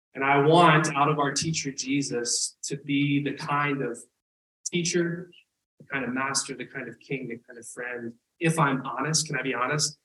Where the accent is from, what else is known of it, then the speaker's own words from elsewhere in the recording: the South, United States; I grew up in the South